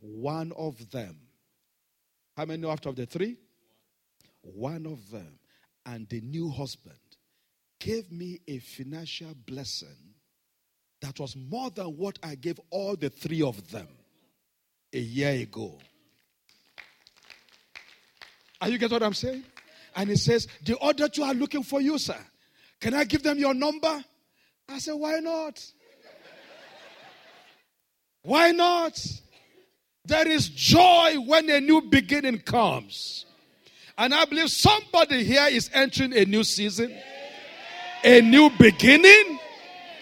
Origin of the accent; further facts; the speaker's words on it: Nigeria